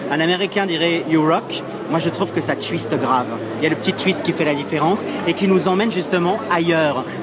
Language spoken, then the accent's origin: French; the North, Hauts-de-France, France; on est au centre de tout dans le Nord.